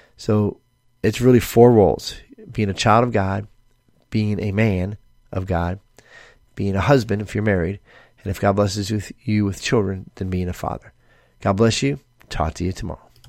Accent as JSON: {"language": "English", "country": "United States", "said": "we as American Christians"}